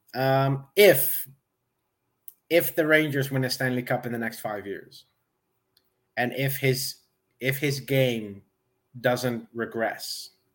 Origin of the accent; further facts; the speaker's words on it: Netherlands; I'm from the Netherlands